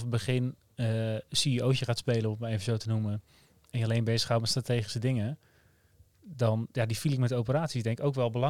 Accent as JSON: {"language": "Dutch", "country": "Netherlands", "said": "Maar het, past ook wel bij ons als Nederlanders om het eh, geleidelijk"}